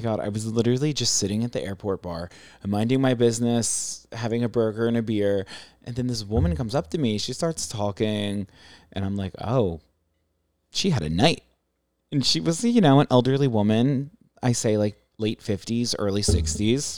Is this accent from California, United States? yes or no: yes; San Diego, California, United States; also born or lived in Maryland; I'm from San Diego, but family's in Maryland